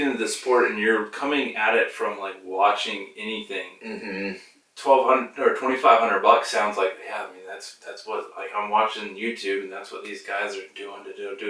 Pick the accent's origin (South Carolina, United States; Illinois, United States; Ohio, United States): South Carolina, United States; Columbia; now in Corpus Christi, United States; when I was growing up in Colombia